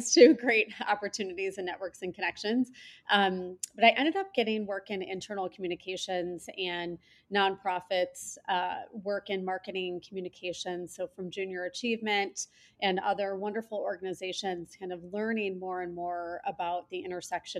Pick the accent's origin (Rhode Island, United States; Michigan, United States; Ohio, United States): Michigan, United States; moved away as an adult; now in Chicago, United States; I grew up around different places in Michigan.